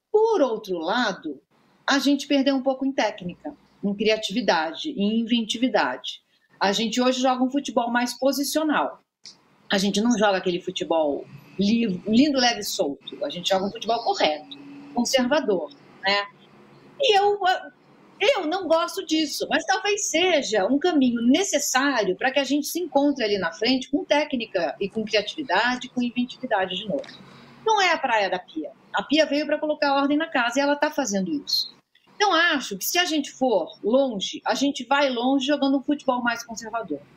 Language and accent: Portuguese; Brazil; na maneira como a gente se entendia em campo como brasileiras jogando bola em campinho de terra.